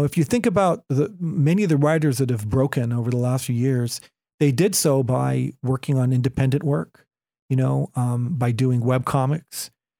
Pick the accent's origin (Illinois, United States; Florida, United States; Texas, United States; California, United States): California, United States; starting point guard for the Golden State Warriors, my hometown team, but I think that position is taken.